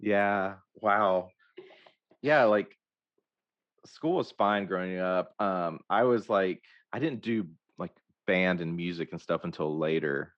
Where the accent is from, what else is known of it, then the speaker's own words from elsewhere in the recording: Hope, Arkansas, United States; I grew up in Hope